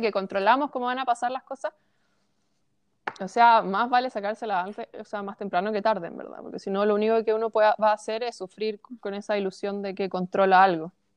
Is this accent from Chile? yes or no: yes; Chile; yo como chilena